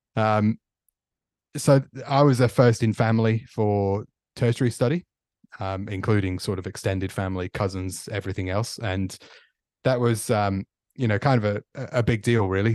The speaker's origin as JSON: {"language": "English", "town": "Stoke-on-Trent", "region": "West Midlands", "country": "United Kingdom", "tie": "born or raised there", "also_born_or_lived": "Victoria, Australia", "moved": "as an adult", "lives_now": "Australia", "said": "I'm from Stoke on Trent in the Midlands in uh, in England, which nice. was uh, born there and grew up there, and left"}